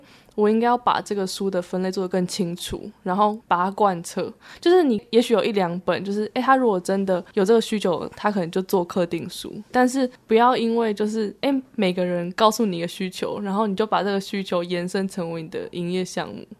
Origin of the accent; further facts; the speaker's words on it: Keelung, Taiwan; also born or lived in Hsinchu; 隐瞒我是基隆人